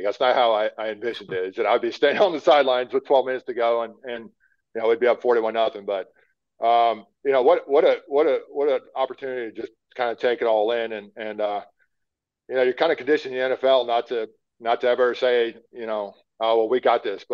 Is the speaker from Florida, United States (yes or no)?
no; Pennsylvania, United States; I grew up in the Northeast playing in Pennsylvania